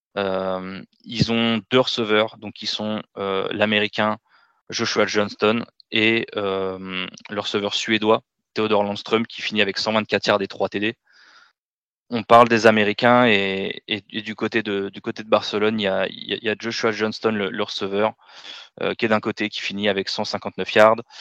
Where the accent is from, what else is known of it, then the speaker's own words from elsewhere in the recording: France; en tant que Français